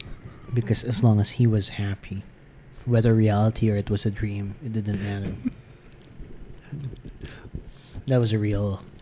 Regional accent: Philippines; accent: Philippine; And at 14 years old, growing up in the province.

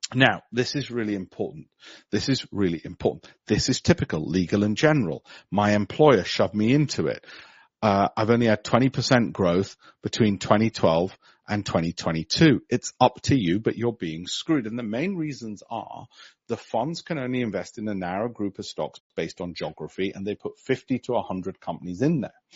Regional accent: Leeds, Yorkshire and the Humber, United Kingdom; I was born in Armley.

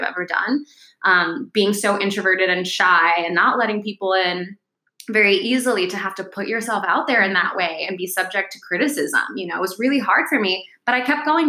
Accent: New York City, New York, United States; also born or lived in Connecticut; I grew up in the Bronx, and I lived there until I was 13

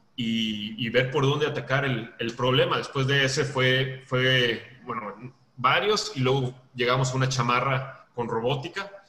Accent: Veracruz, Mexico; now in Monterrey, Mexico; yo soy de Veracruz y luego estoy viviendo en Monterrey

